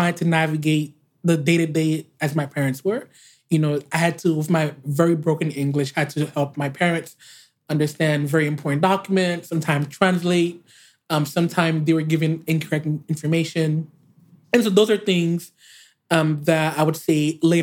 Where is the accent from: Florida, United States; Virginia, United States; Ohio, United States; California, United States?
Florida, United States; Miami; accent: Haitian; also born or lived in Haiti; growing up in South Florida, it was not very popular to be Haitian.